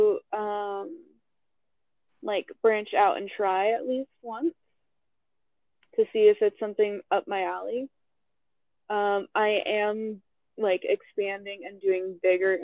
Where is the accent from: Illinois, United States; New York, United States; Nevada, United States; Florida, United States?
Nevada, United States; Las Vegas; I had just gotten back to my hometown, well, second hometown to me, Las Vegas